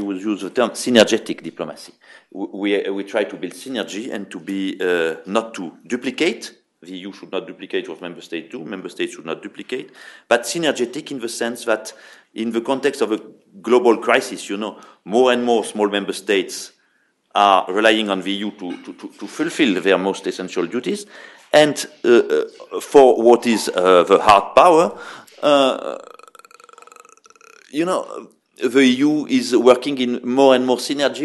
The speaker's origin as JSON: {"language": "English", "town": "Bordeaux", "region": "Nouvelle-Aquitaine", "country": "France", "said": "I come from the French city of Bordeaux"}